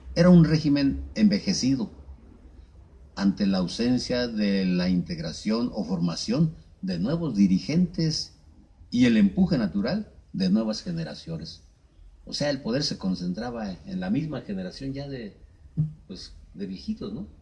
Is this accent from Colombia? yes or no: no; Mexico; como mexicanos